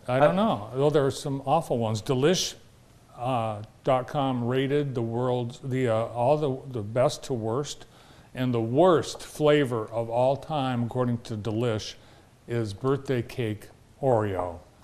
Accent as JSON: {"language": "English", "region": "Vermont", "country": "United States", "tie": "born or raised there", "moved": "yes", "lives_now": "Michigan, United States", "said": "I grew up in Vermont."}